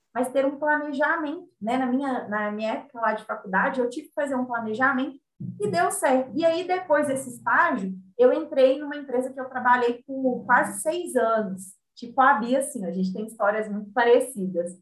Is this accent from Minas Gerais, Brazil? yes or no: yes; Belo Horizonte, Minas Gerais, Brazil; Eu sou de BH.